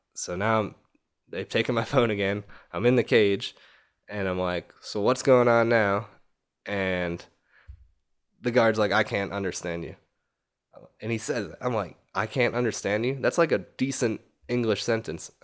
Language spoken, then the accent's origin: English; New York, United States; I'm from fucking New York, man